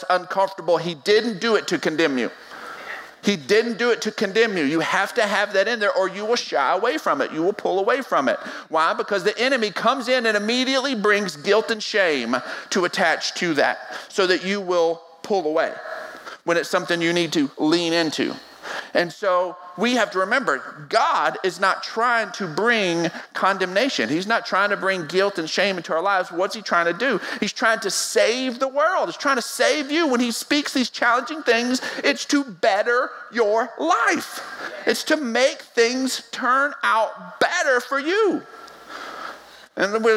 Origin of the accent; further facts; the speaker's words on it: West Texas, United States; I was born and raised in West Texas